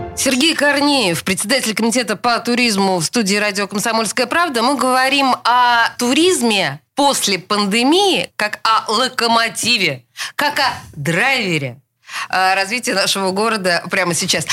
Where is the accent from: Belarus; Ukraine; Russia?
Russia; Saint Petersburg; мы Петербург петербуржцы